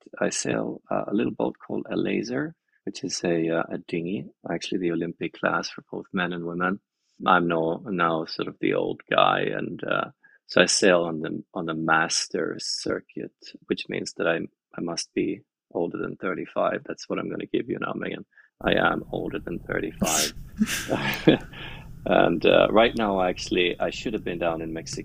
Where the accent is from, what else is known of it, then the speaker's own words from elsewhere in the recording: west coast of Sweden, Sweden; I grew up in Sweden, on the west coast of Sweden, basically right by the ocean.